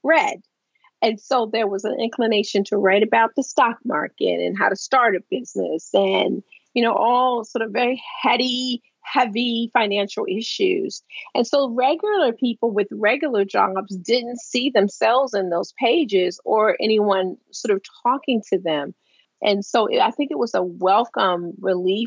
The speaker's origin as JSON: {"language": "English", "town": "Baltimore", "region": "Maryland", "country": "United States", "tie": "born or raised there"}